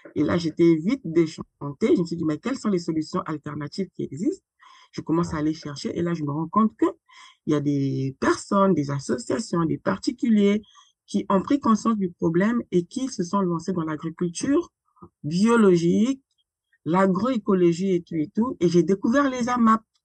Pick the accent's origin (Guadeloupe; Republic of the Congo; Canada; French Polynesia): Republic of the Congo; moved away as an adult; now in France; je suis née et grandie au Congo-Brazzaville. J'ai quitté le Congo-Brazzaville pour euh, la France sur le haut de mes 33 ans.